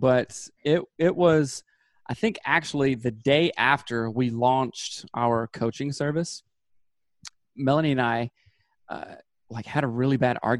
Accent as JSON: {"language": "English", "region": "Southern United States", "country": "United States", "said": "And I'm from Seth's the South."}